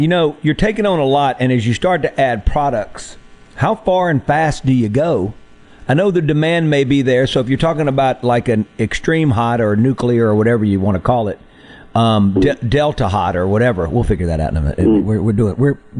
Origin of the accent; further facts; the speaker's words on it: Marks, Mississippi, United States; And that is Marks, Mississippi. I mean, who's born and raised in Marks, Mississippi that didn't go to the Junction back in the day?